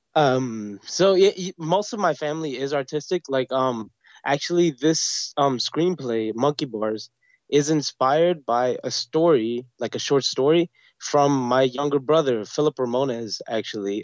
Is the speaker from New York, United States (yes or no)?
yes; New York City, New York, United States; also born or lived in Brooklyn; born and bred, uh, I grew up in Queens